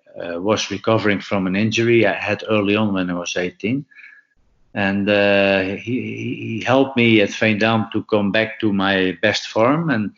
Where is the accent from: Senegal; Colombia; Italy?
Colombia; Chocó; English is a second language; moved away as an adult; I didn't have any any pounds or whatever, because I came from El Choco. I wasn't prepared. I had to fly straight from to Glasgow.